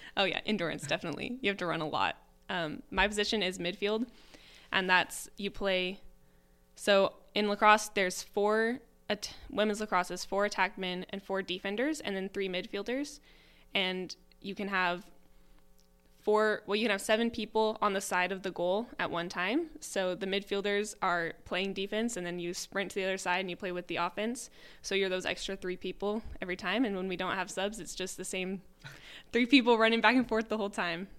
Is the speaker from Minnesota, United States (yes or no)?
no; Salem, Oregon, United States; I'm from Salem, so I'm really close to my home